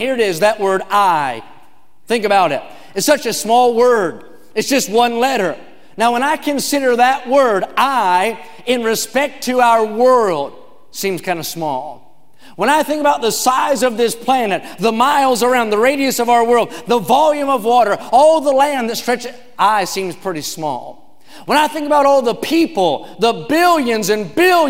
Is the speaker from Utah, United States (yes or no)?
no; West Virginia, United States; now in California, United States; I grew up in a town with just 2,000 people.